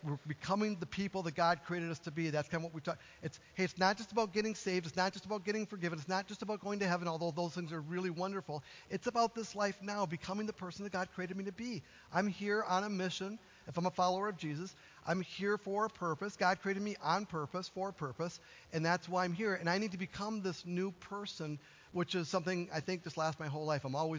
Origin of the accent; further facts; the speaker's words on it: Duluth, Minnesota, United States; I came from Duluth, Minnesota, right? On the shores of the largest freshwater lake in the world, right?